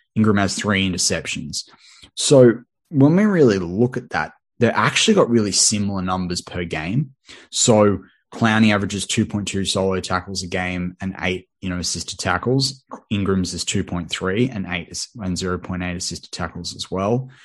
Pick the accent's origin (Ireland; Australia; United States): Australia; accent: Australian; I'm an Aussie